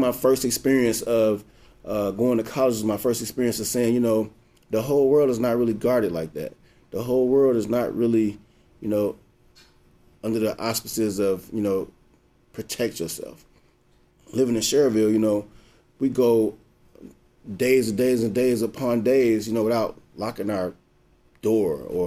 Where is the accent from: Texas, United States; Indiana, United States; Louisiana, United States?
Indiana, United States; Gary; I'm from Gary.